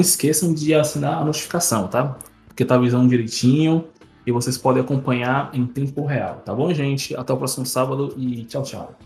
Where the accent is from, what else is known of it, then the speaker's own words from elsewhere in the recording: Brazil; nós, como brasileiros